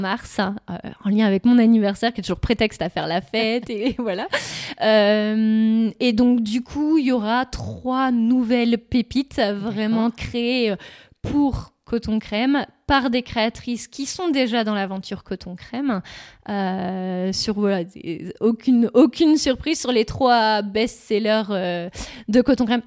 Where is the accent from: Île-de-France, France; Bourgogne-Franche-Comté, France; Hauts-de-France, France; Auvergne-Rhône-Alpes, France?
Hauts-de-France, France; Sainghin-en-Weppes; also born or lived in Richebourg / Lorgies; J'ai grandi, voilà, j'ai grandi à Sante